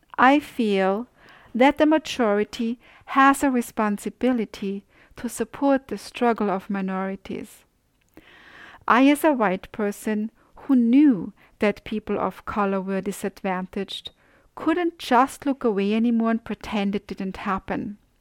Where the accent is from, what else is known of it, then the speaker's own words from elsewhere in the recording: Austria; moved away; I grew up in Austria